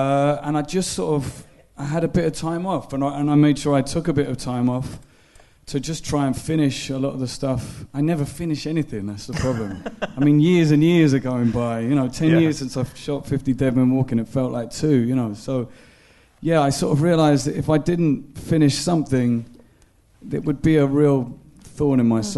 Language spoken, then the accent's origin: English; Belfast, Northern Ireland, United Kingdom; accent: Belfast; now in London, United Kingdom; I remember leaving Belfast thinking, I can't even remember how to speak in my own accent.